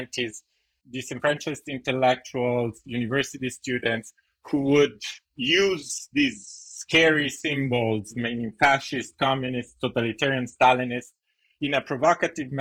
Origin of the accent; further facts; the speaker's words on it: Italy; moved away; also born or lived in United States; I'm a graduate student from Yale, I'm Italian, I'm American